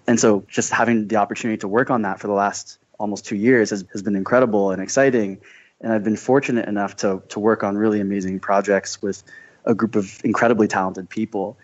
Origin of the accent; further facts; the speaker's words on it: Scottsdale, Arizona, United States; I'm from Scottsdale, Arizona